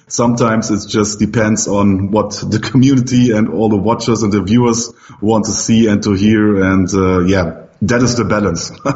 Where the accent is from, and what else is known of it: Germany